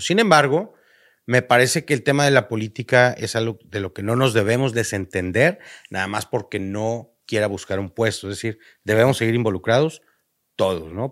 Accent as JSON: {"language": "Spanish", "region": "northern Mexico", "country": "Mexico", "said": "como cualquier norteño, ya sea de Tamaulipas o de Baja California Norte, como todo buen norteño, empezamos a hacer negocitos desde chiquitos"}